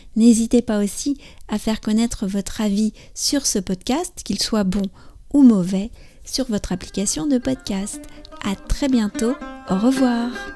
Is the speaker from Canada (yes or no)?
no; France; je suis française j'habite près de Paris